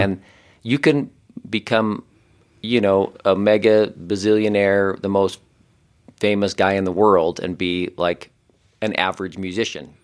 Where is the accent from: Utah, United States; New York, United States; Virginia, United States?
Utah, United States; Ogden; I grew up in Ogden, Utah, which is I don't know, kind of the more northern part of Utah